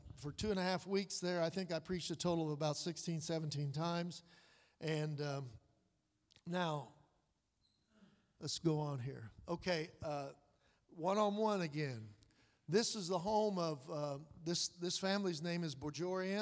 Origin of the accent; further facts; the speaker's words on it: United States; I'm American